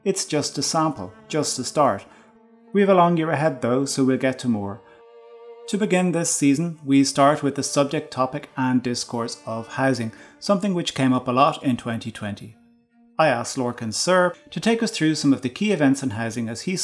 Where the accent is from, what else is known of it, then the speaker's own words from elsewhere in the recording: Ireland; us as Irish people